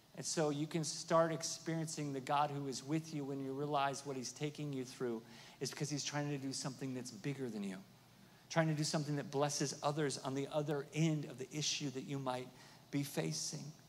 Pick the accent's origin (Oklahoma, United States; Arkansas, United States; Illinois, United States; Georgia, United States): Oklahoma, United States; I'm from Oklahoma, so there's a little little roughneck in me